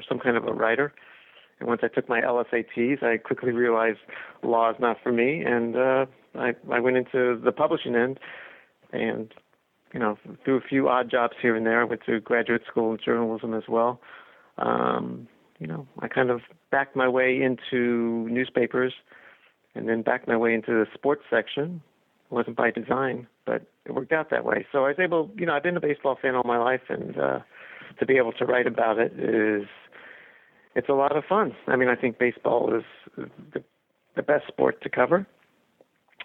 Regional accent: Kansas City, Missouri, United States; moved away; also born or lived in Boston; I grew up in Kansas City, in the heyday of the Kansas City Royals.

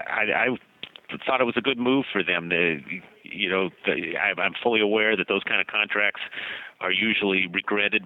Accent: Southern California, United States; moved away as an adult; now in Seattle, United States; I grew up in Southern California as a fanatical Dodger fan

